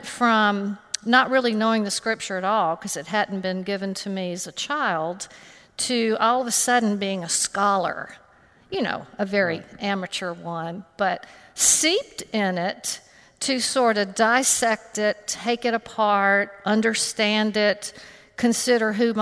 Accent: Homewood, Alabama, United States; I grew up in Homewood, Alabama, and attended All Saints Episcopal Church with my family.

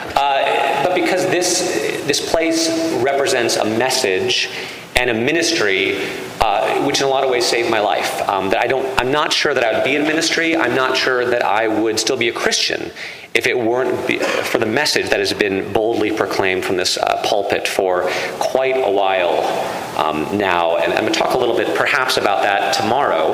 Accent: Connecticut, United States; I come from Connecticut, which was settled by Puritans

